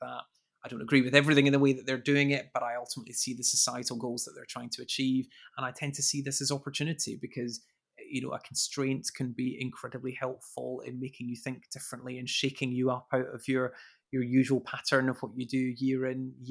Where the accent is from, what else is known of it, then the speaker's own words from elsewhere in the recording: Edinburgh, Scotland, United Kingdom; moved away; I am indeed from Edinburgh.